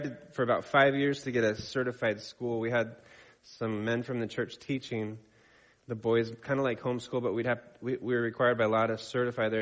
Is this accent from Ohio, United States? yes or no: no; La Pine, Oregon, United States; moved away; I grew up in Lapine, Oregon.